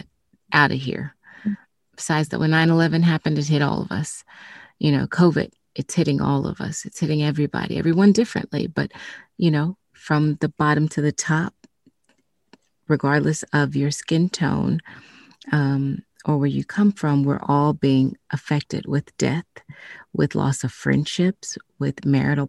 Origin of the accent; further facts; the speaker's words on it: the South, United States; I grew up in the South, and I grew up in a predominantly white neighborhood and school system.